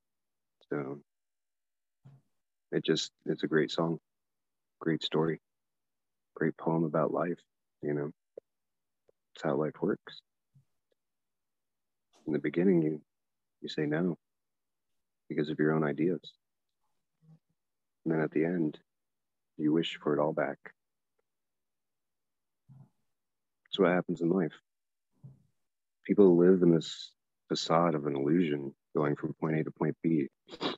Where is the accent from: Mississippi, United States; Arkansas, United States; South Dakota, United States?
Mississippi, United States; moved away; I was raised in Mississippi, and that's why I've got all this country music in me